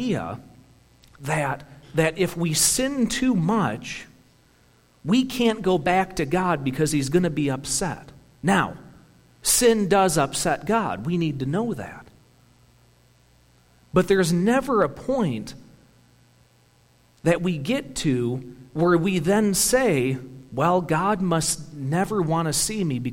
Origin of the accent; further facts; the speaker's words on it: United States; we're American